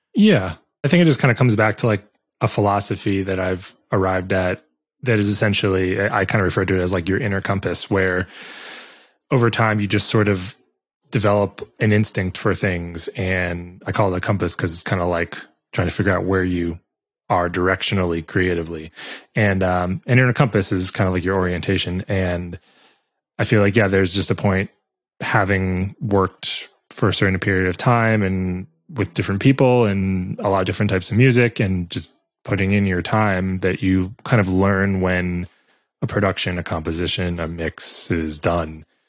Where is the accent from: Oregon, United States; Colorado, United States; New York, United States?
New York, United States; New York City; I grew up in New York City. So downtown New York